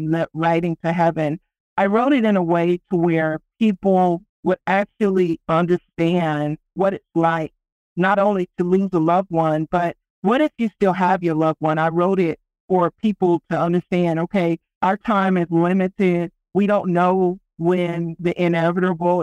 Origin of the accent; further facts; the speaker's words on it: Texas, United States; now in Colorado, United States; I'm from Texas